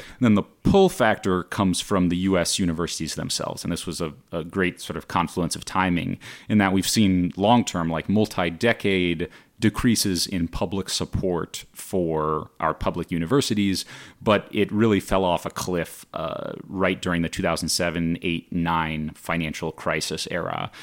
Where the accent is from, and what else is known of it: Palo Alto, California, United States; born or raised there; moved away as an adult; also born or lived in China